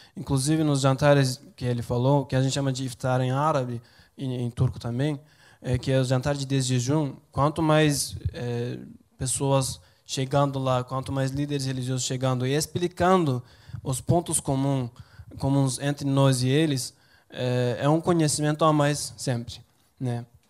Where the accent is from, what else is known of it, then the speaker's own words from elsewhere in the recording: Turkey; Portuguese is a second language; moved away as an adult; now in Brazil; Na verdade eu sou de uma região da Turquia que é muito parecida com o Nordeste